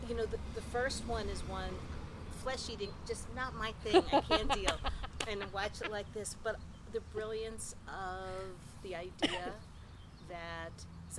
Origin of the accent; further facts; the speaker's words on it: New York City, New York, United States; moved away as an adult; also born or lived in Pittsburgh; now in New York, United States; I'm from New York. I'm from Brooklyn originally.